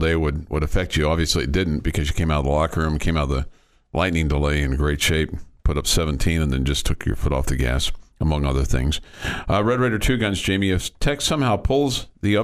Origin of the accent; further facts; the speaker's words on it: Kansas City, United States; now in Lubbock, United States; growing up in Kansas City